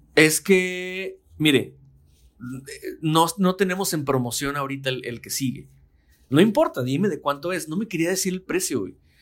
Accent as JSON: {"language": "Spanish", "country": "Mexico", "said": "como soy mexicano y estoy en México"}